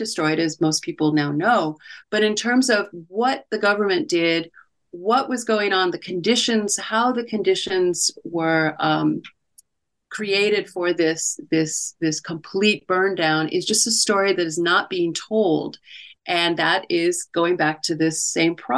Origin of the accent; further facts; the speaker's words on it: California, United States; California, my home state